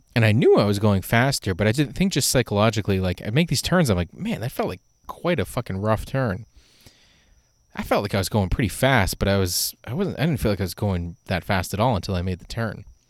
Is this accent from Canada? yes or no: yes; Canada; I'm Canadian